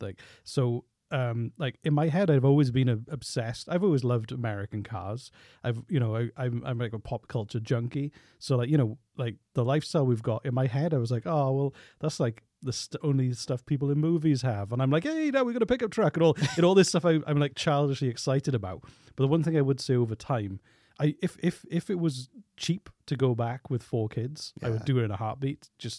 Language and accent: English; Blackwood, Wales, United Kingdom; I am from Blackwood.